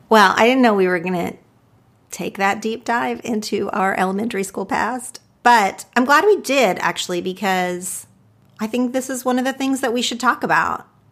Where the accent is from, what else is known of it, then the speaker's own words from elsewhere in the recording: Oklahoma, United States; I grew up in Oklahoma, did not know a single Jewish person